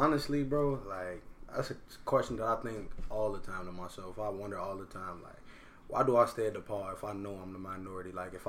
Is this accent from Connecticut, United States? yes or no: no; Chicago, Illinois, United States; moved away as an adult; I'm from Chicago.